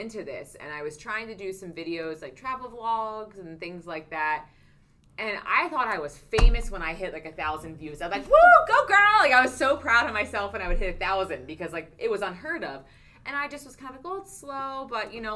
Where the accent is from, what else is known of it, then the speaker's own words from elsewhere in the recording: Philadelphia, Pennsylvania, United States; I'm from Philly